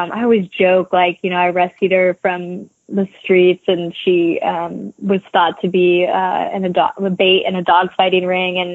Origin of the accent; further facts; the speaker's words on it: Nashville, Tennessee, United States; also born or lived in Appalachians; I'm from Nashville